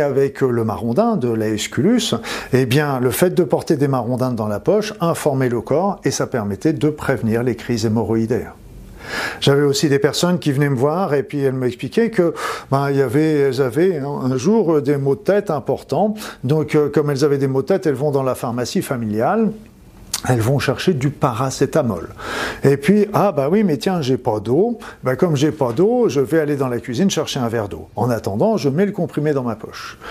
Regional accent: Normandy, France; je suis normand

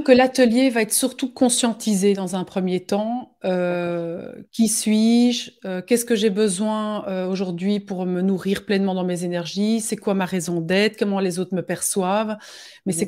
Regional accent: Belgium; chez nous en Belgique

